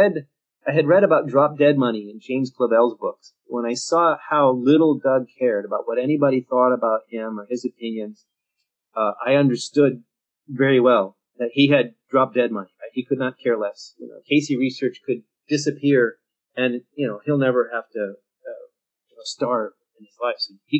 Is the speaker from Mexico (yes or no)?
yes; Mexico; you know, I'm from Mexico, so I'm pro-Mexico. I know that, so I'm going to beware, and I'm going to make every effort not to have pro-Mexico blinders on when I look at mining in Mexico, say.